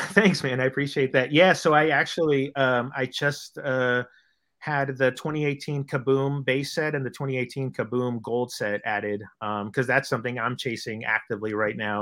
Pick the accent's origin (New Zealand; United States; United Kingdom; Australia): United States; Bay Area, California; I'm from the Bay Area.